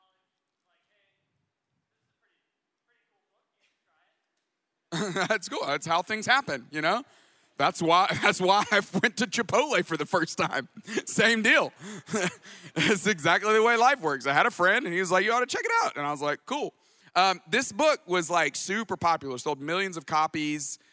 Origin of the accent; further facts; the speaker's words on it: Tuscaloosa, Alabama, United States; moved away as an adult; also born or lived in Atlanta, Georgia / Dallas, Texas; I grew up in Tuscaloosa, Alabama. I moved to Atlanta in nineteen ninety-eight